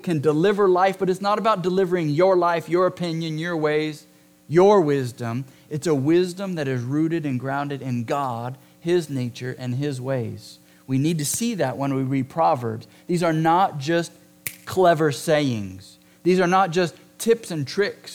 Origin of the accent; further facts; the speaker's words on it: Southern California, United States; moved away; I'm from Southern California.